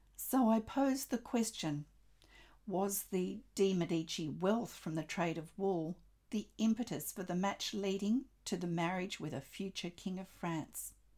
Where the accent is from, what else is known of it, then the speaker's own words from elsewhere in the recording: Australia; I'm an Australian textile artist